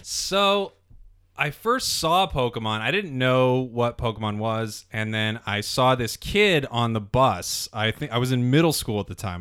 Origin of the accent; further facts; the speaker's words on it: Las Vegas, Nevada, United States; I grew up in Las Vegas